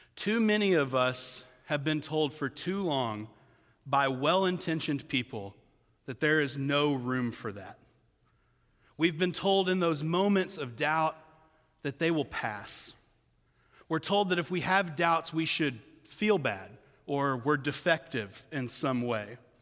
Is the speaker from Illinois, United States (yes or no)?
no; Kentucky, United States; I was born white in Kentucky